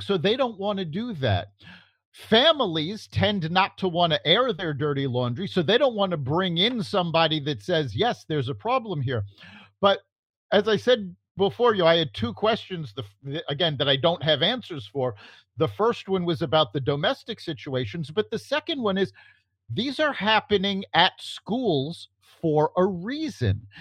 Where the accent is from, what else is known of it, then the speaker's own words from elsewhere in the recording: New York City, New York, United States; I grew up in New York City